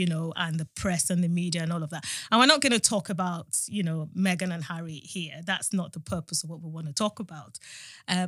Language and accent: English; Benin City, Edo, Nigeria; now in United Kingdom; I'm Nigerian. But, you know, we come from a place in Nigeria where we grew up in Benin City